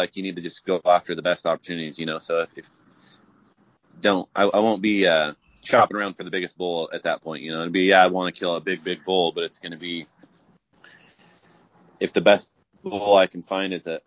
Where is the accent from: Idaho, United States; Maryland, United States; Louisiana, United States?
Idaho, United States; I'm from Idaho here.